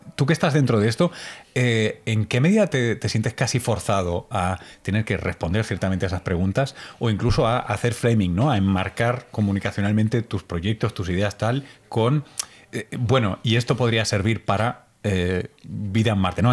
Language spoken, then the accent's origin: Spanish; Spain; como español